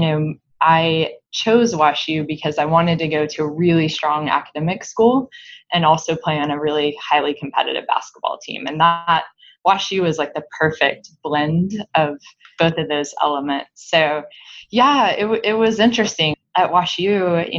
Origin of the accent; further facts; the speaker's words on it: Lubbock, Texas, United States; moved away as an adult; also born or lived in St. Louis; I am a West Texas Panhandle girl